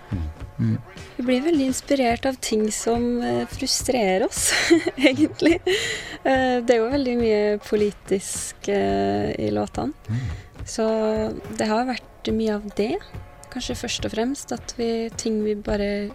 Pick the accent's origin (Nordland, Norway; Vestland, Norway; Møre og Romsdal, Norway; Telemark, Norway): Møre og Romsdal, Norway; Molde; jeg er fra Molde